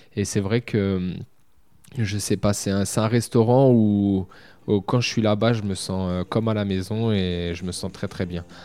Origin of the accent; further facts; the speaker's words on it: Châteauroux, Centre-Val de Loire, France; Moi, aujourd'hui, je suis de Châteauroux